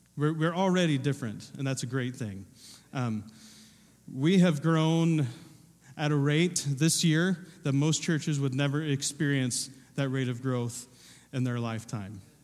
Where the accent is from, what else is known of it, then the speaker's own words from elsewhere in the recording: Southern Ohio, United States; I wasn't born, but I was raised in Ohio. I was raised in Southern Ohio